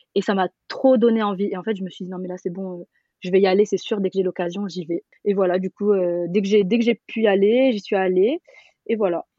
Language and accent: French; Paris, Île-de-France, France; j'ai 27 ans et je viens de Paris